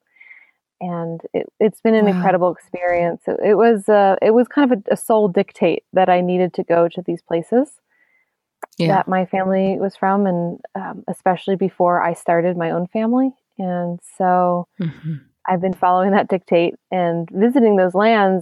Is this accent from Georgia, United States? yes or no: no; Pennsylvania, United States; moved away as an adult; also born or lived in Hudson Valley, New York; now in Western North Carolina, United States; the places that I grew up in Pennsylvania